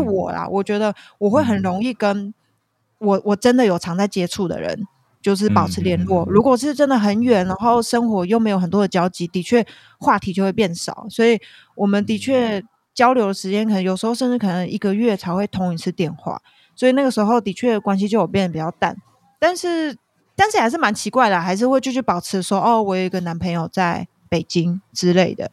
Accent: Taiwan; 我们两个都来自台湾

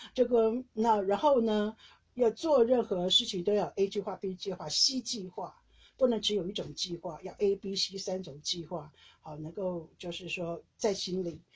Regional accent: Taiwan; moved away as an adult; now in Netherlands; 我是台湾人

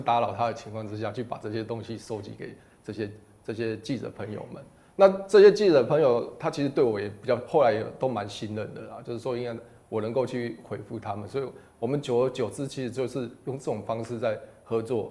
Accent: Taiwan; 我们台湾

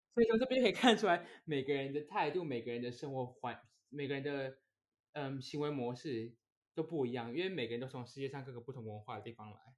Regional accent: Taiwan; moved away as an adult; now in Abu Dhabi, United Arab Emirates; 我们从小在台湾

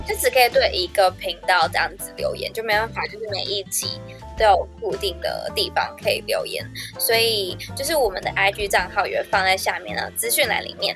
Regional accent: Taiwan; moved away as an adult; now in Macau; 我是在澳门工作的台湾人

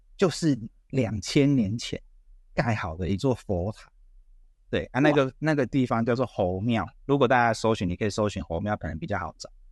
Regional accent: Taiwan; 他知道我是台湾来的

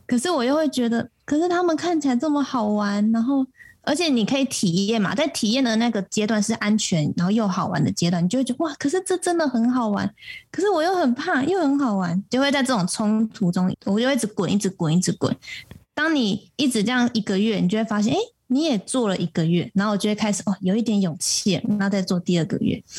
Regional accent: Taipei, Taiwan; moved away as an adult; now in Taitung, Taiwan; 对，我是台北人，但现在算是新台东人。嗯。我把我的户籍迁到台东了

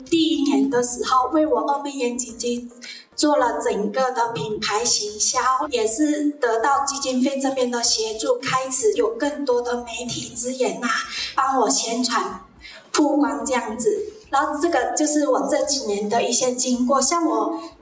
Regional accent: Meizhou, Guangdong, China; moved away as an adult; also born or lived in Gongguan, Miaoli, Taiwan; now in Miaoli, Taiwan; 我是来自世界刻度广东美洲

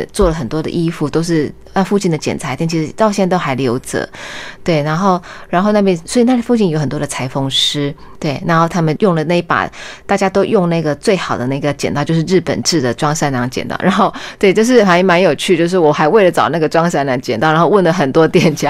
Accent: Kaohsiung, Taiwan; 对对对，因为高雄就是我的故乡。那其实高雄其实就是闽南人的一个族群。

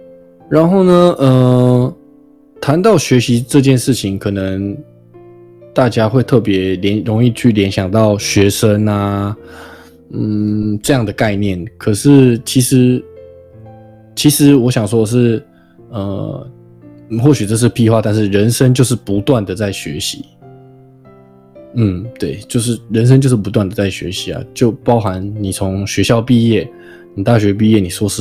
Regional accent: Taiwan; 就虽然我是台湾人嘛，我并非在日本出生，我在台湾出生，然后也在台湾长大

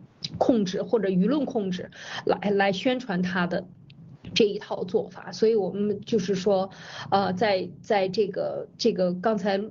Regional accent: China; 有世界上有一块土地能够给我们中国人落脚，那这个地方我们就要感谢他，我们就可以生存下来

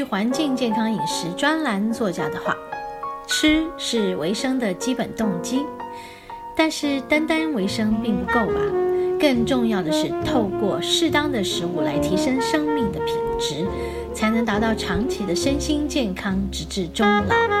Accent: Taiwan; 我们台湾人喜欢吃润饼啊

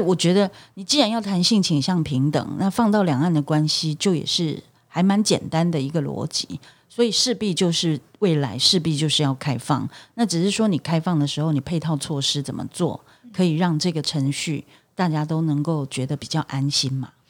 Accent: Taiwan; 我们作为台湾人，我们当然希望大家都爱台湾嘛

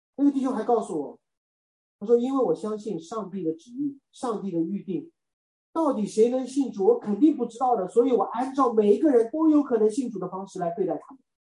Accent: China; 我是中国人

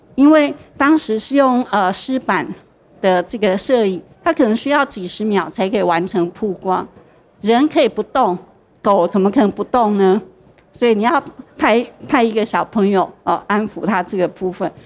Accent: Taichung, Taiwan; 因为我是台中人嘛

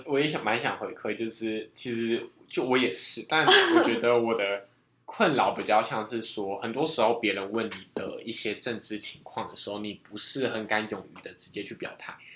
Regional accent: Taiwan; 我们是台湾人

